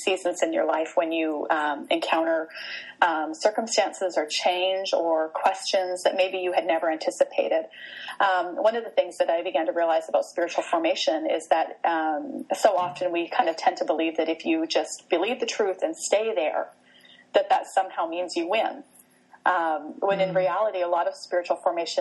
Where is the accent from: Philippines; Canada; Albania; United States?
Canada; also born or lived in Vancouver area, British Columbia; I'm Canadian, so I live in Western Canada in a town just outside of Vancouver